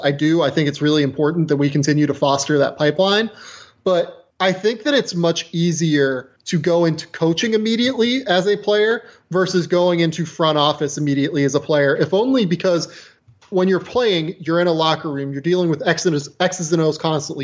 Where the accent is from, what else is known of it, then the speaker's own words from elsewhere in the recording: Western Pennsylvania, United States; I am also from Western Pennsylvania